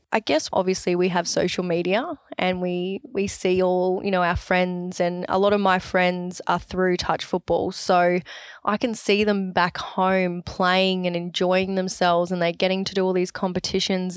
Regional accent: Sunshine Coast, Queensland, Australia; Oh, Sunshine Coast

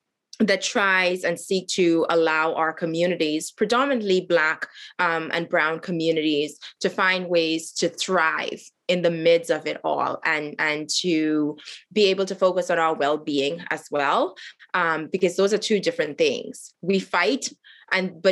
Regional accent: Haiti; also born or lived in Bahamas; now in Central Alberta, Canada; I was born in Haiti

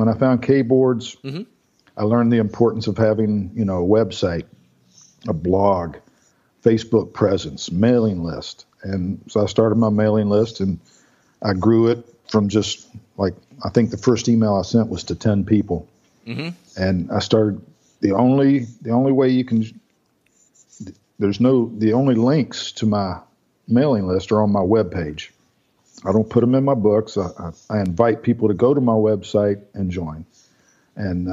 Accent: Melbourne, Florida, United States; I grew up over in Melbourne

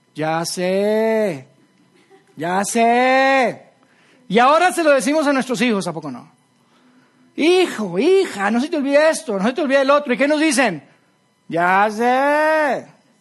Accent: Monterrey, Nuevo León, Mexico; moved away; mi familia y, yo somos de, somos de Monterrey

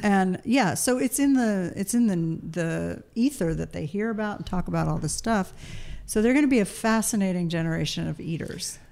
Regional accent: East Coast, United States; moved away; we grew up on the East Coast

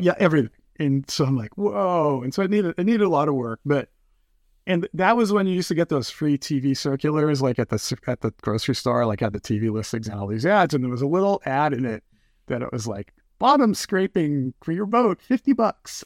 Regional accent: East Coast, United States; also born or lived in Cape Cod; now in Puget Sound, United States; I grew up on the East Coast. My folks are still there. We have a place on the, on Cape Cod.

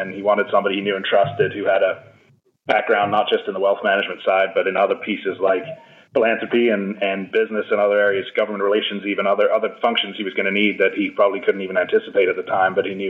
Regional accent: United Kingdom; moved away as an adult; now in Baltimore, United States; I'm actually a Brit by birth and raising, and I came to the U.S. for college back in 1996, and I've been here since, been in Baltimore since 2002.

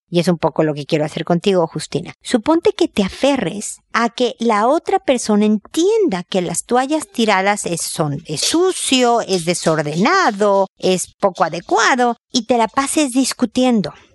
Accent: Mexico; now in Chile; yo vivo en Chile, soy mexicana, pero vivo en Chile

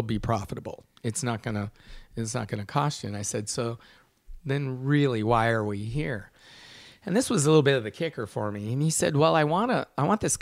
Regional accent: Sonoma County, California, United States; as a winemaker growing up in Sonoma County

